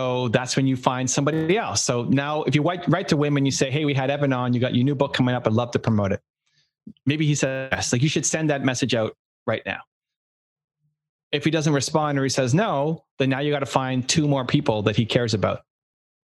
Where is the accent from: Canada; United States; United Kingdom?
Canada; I'm from Canada.